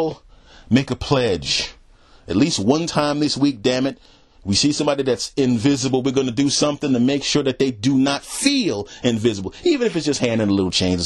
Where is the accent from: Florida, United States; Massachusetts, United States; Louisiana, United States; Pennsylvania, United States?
Pennsylvania, United States; Philadelphia; moved away; not right now, but a lot of my family's there. And I was born there.